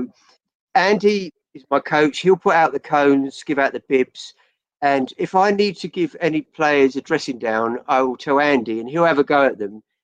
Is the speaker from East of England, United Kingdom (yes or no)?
yes; Chelmsford, East of England, United Kingdom; now in Surrey, United Kingdom; I grew up in Chelmsford.